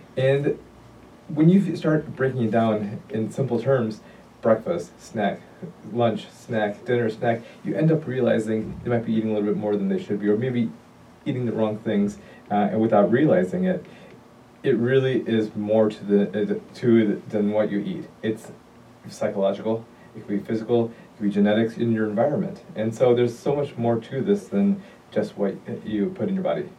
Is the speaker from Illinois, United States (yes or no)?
yes; Chicago, Illinois, United States; also born or lived in Detroit, Michigan / Pennsylvania; I'm originally from Chicago. I was born and raised